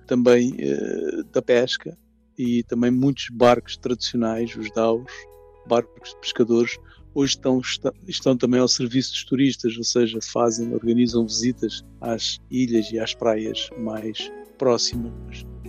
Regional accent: Angola; also born or lived in Island of Mozambique, Mozambique; sou angolano e vivo uma parte do ano na ilha de Moçambique

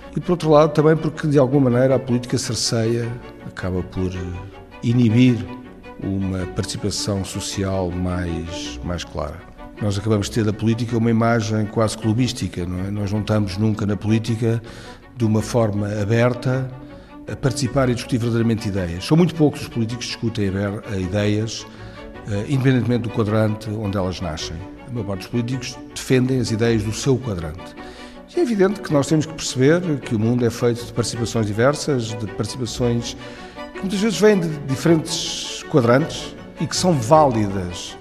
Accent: Portugal; nós estamos, como portugueses

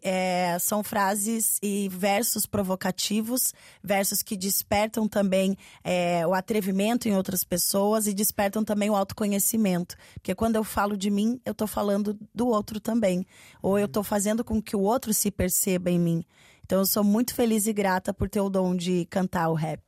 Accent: Curitiba, Paraná, Brazil; eu sou uma artista do sul de, do Brasil, eu sou de Curitiba

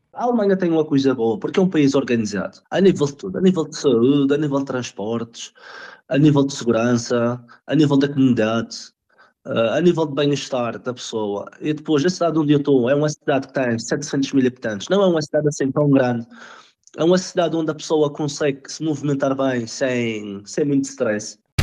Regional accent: Madeira, Portugal; moved away as an adult; also born or lived in Jersey / Lisbon / Helsinki, Finland; now in Leipzig, Germany; A primeira vez que saí da Madeira eu tinha 19 anos

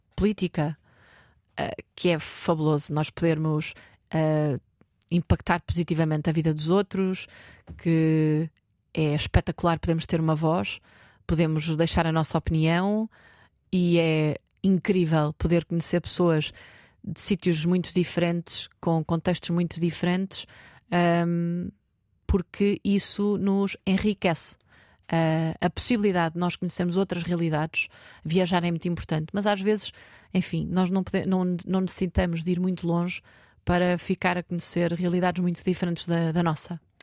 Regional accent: Marinha Grande, Centro, Portugal; eu sou da Marinha Grande

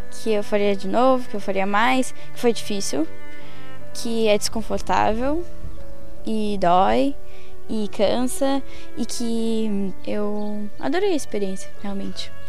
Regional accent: São Paulo, Brazil; now in Porto, Portugal; Uh, de São Paulo.

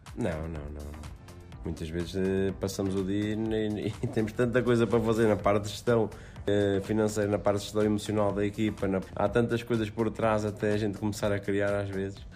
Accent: Aveiro, Centro, Portugal; da zona de onde eu nasci, onde, onde a minha família reside, que é em Aveiro, Aveiro, Porto

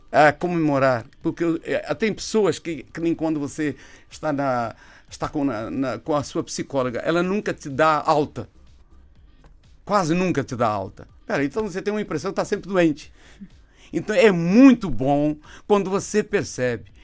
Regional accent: Brazil; moved away; Eu vim de lá do Brasil com a lesão

